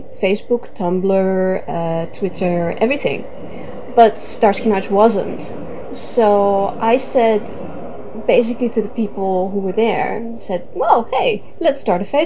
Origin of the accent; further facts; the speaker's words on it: Netherlands; I am Dutch. I'm native from the Netherlands.